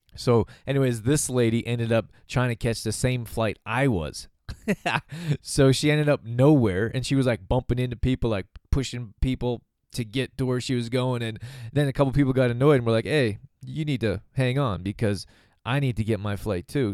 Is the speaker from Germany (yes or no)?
no; Calgary, Alberta, Canada; I'm from Calgary, Alberta, Canada